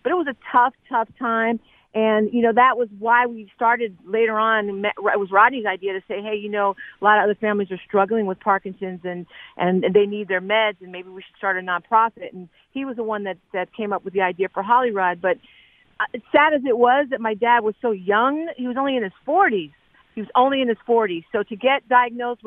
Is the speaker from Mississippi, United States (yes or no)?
no; Philadelphia, Pennsylvania, United States; moved away; Everybody on my block in Philly